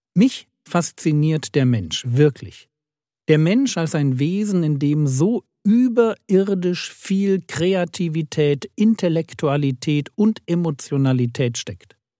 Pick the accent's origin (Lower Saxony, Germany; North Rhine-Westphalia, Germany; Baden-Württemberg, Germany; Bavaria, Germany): Bavaria, Germany; a village in; Ich bin in einem Dorf in Bayern groß geworden